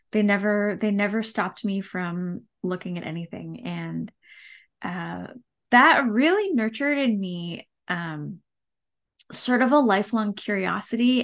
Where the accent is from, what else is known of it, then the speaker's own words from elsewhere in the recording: Campbell, California, United States; now in Fresno, United States; I grew up in the Bay Area. Um, technically, we were in the, the city boundaries of the city of San Jose